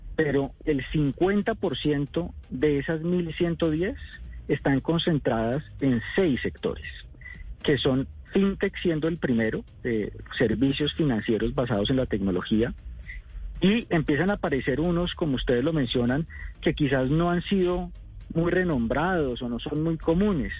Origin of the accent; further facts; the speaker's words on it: Colombia; como, como colombianos